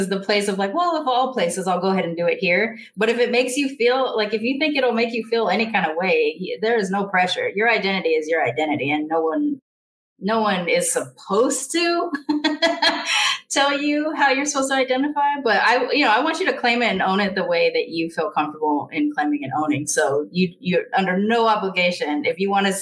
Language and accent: English; United States; I'm American